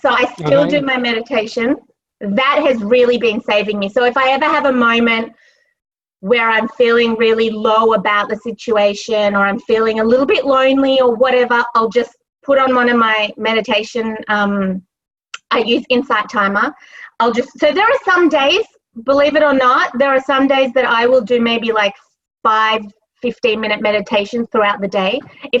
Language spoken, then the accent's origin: English; Australia; moved away as an adult; now in New York, United States; I came all the way from Australia and moved my life to New York. And five years is not enough for me to be ready to leave.